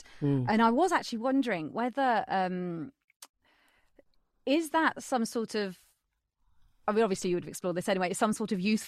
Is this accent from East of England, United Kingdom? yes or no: yes; Peterborough, East of England, United Kingdom; I'm from Peterborough